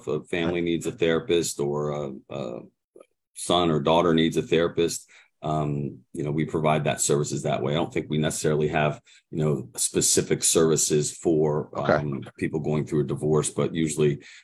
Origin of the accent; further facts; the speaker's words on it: Mechanicsburg, Pennsylvania, United States; I'm actually from the Mechanicsburg area